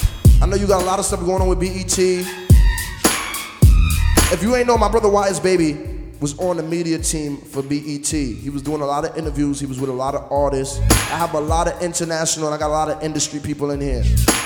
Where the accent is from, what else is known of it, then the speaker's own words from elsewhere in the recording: Mount Vernon, New York, United States; also born or lived in Brooklyn, New York; I represent Mount Vernon, New York. That's outside. That's on the outskirts of New York City. But I be in Brooklyn.